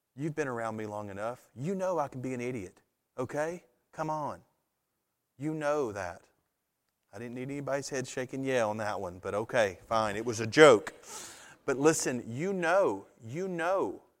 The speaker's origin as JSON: {"language": "English", "country": "United States", "said": "a citizen of the United States"}